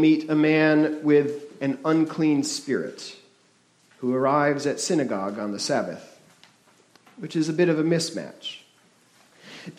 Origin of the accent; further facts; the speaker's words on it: New Haven, Connecticut, United States; moved away; In the city I grew up in, New Haven, Connecticut